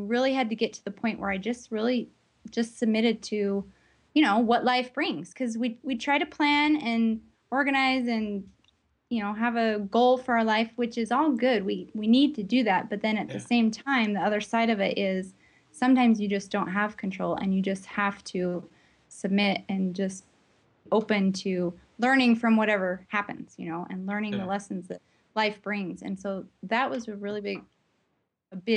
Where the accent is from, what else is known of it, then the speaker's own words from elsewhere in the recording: United States; moved away; I grew up with in the States